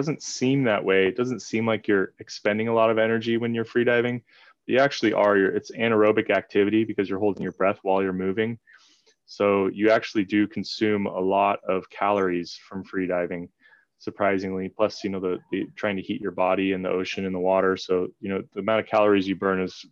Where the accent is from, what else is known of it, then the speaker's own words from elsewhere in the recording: Southern California, United States; now in Hawaii, United States; I'm from Southern California